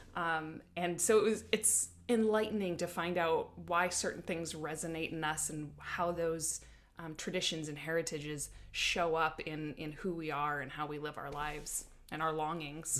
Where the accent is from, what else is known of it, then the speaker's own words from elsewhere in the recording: South Dakota, United States; now in Oregon, United States; I grew up in South Dakota under big skies